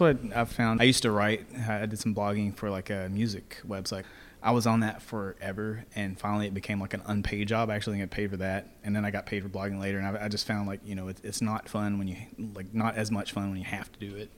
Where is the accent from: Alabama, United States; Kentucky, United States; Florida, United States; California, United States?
Kentucky, United States; Greenville; my hometown of Greenville, Kentucky